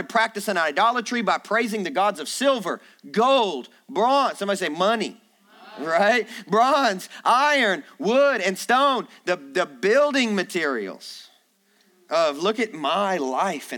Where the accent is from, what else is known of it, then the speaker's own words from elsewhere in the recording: Kentucky, United States; moved away; I'm from Kentucky, so our pronunciation is not that great up there